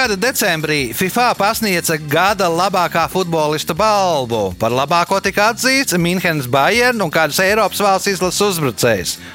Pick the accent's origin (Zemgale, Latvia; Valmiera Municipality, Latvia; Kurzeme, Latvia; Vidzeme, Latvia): Valmiera Municipality, Latvia; Valmiera; now in Riga, Latvia; es pats esmu no Valmieras